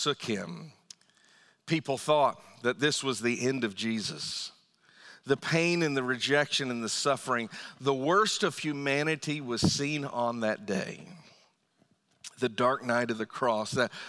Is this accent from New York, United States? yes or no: no; Northern Virginia, United States; also born or lived in Lorton, Virginia; now in Fredericksburg, United States; I grew up in Northern Virginia and moved a little bit further south into Lorton and eventually down here to Fredericksburg. But I've always lived in Virginia